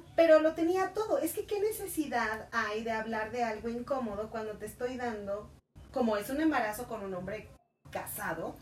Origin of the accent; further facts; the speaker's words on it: Mexico; como nosotros como latinos mexicanos